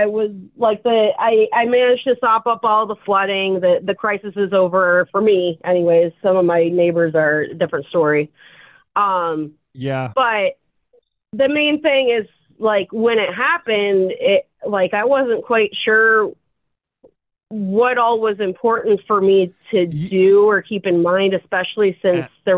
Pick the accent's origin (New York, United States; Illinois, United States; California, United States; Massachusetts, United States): Illinois, United States; Chicago; now in Seattle, United States; I'm from Chicago